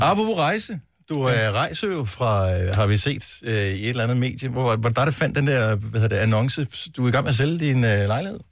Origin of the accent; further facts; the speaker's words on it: North Funen, Southern Denmark, Denmark; jeg er opvokset på Nordfyn